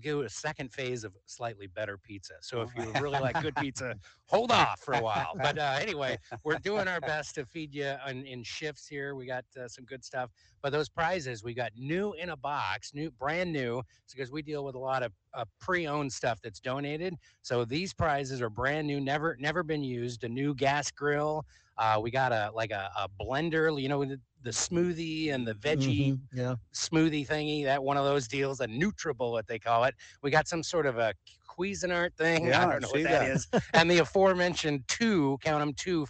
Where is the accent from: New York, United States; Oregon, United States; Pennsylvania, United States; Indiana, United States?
Oregon, United States; Portland; I grew up in the Portland area, but my dad lived in San Diego for the bulk of my growing up years, and I'd go down to visit him.